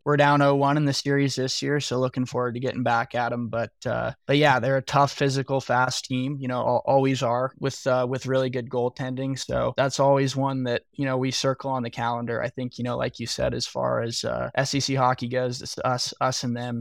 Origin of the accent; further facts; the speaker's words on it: Denver, Colorado, United States; moved away; growing up in Denver